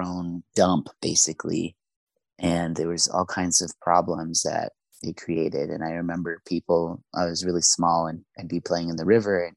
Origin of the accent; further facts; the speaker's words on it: Yuma, Arizona, United States; also born or lived in Mexico; Yuma is my hometown, and we arrived there when I was about 2 years old as immigrants from Mexico